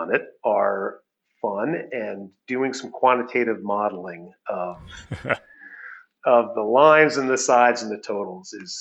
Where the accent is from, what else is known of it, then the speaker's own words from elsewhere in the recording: United States; moved away as an adult; now in Toronto, Canada; since I am American and my wife is British, on average, we're Canadian.